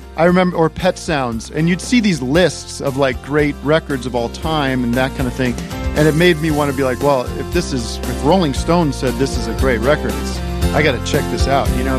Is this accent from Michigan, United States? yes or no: no; Allentown, Pennsylvania, United States; moved away; I grew up in Allentown, Pennsylvania